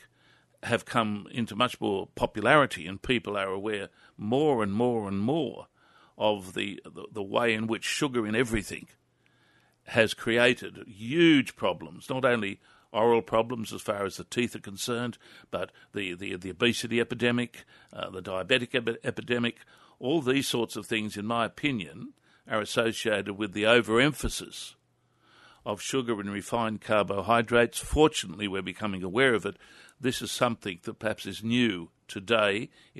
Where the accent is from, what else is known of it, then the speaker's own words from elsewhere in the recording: Newcastle, North East England, United Kingdom; Yes, I think it is, because I reflect on the food that I was raised on in Newcastle as a young man. And I was privileged to have been raised in a good working class household